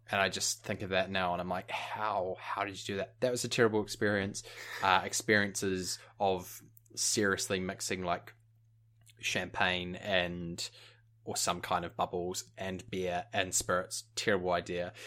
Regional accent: New Zealand; moved away as an adult; also born or lived in United Kingdom; growing up in New Zealand

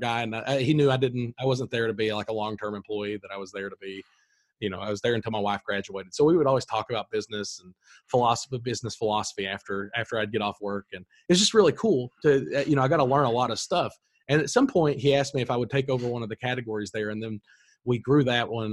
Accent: Corbin, Kentucky, United States; I was born in Corbin, Kentucky, grew up here, went to college locally.

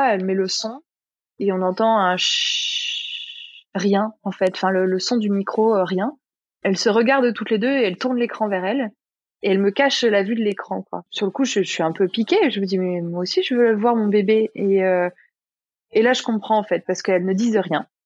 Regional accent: Bourgogne-Franche-Comté, France; also born or lived in Paris; je suis originaire de la Bourgogne, mais j'ai vécu un peu partout en France et surtout à Paris où j'habitais pendant plus de 10 ans.

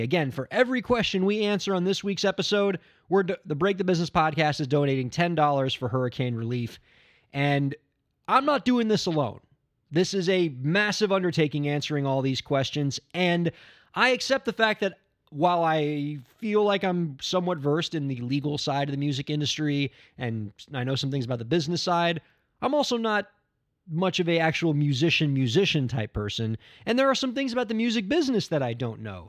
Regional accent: Miami, Florida, United States; My hometown, Miami, Florida

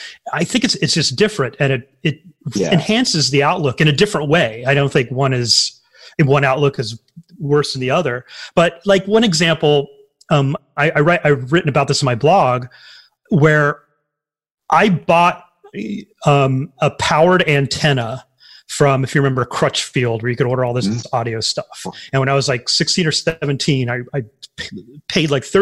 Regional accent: Tioga, Louisiana, United States; I was in Tioga, Louisiana

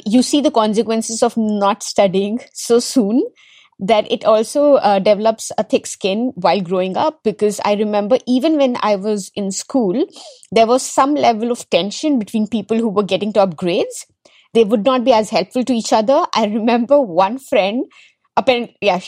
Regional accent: Delhi, India; also born or lived in Kerala; I was largely born, brought up in Delhi

